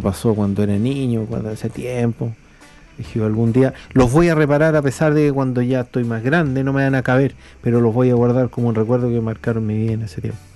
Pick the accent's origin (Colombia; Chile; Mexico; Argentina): Chile; moved away; also born or lived in Viña del Mar, Chile / United States; yo después me fui del Cajón del y me fui a vivir a Viña del Mar, me fui a Estados Unidos, regresé y vuelvo así al pueblo visitando la iglesia